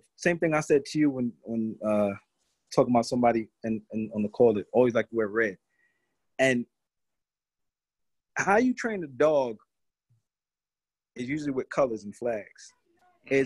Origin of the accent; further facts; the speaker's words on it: New York City, New York, United States; moved away; also born or lived in Brooklyn / Long Island; I was born in Brooklyn, grew up in Queens, and then migrated to different parts of Long Island.